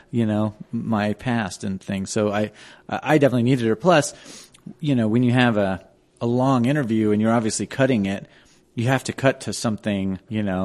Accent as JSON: {"language": "English", "town": "Denver", "region": "Colorado", "country": "United States", "tie": "born or raised there", "also_born_or_lived": "Boulder, Colorado", "said": "I grew up on Hamden and Colorado Boulevard"}